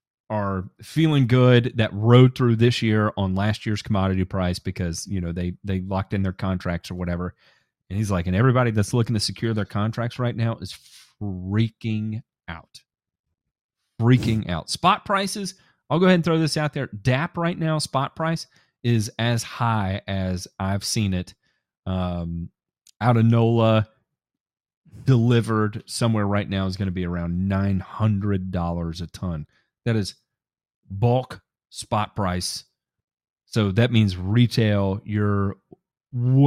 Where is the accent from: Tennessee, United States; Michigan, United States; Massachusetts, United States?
Tennessee, United States; also born or lived in Kentucky; I'm from Tennessee